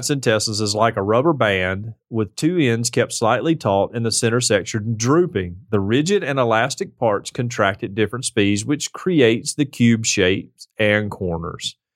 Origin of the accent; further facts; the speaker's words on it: United States; Just because I'm American